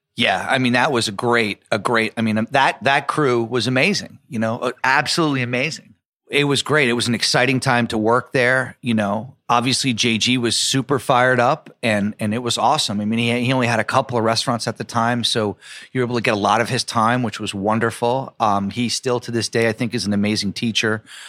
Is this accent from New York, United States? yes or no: yes; New York City, New York, United States; also born or lived in Providence; as a kid, even growing up in New York